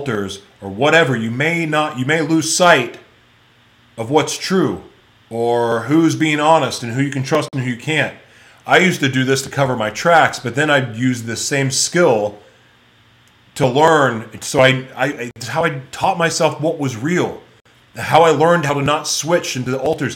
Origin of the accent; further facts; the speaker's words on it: United States; growing up in America